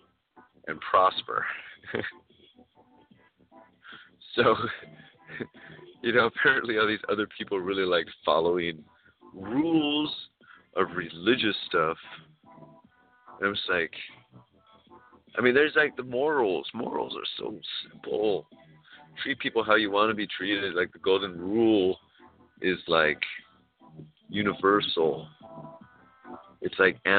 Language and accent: English; California, United States; California, we are people from everywhere